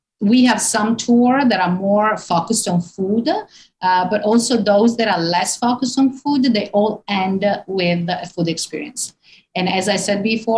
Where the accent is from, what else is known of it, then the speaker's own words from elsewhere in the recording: northern Italy, Italy; moved away as an adult; now in Rome, Italy; I was born in the north of Italy